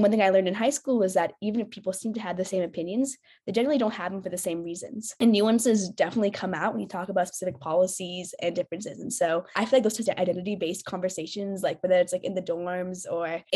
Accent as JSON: {"language": "English", "area": "Bay Area", "region": "California", "country": "United States", "said": "I'm from the Bay Area"}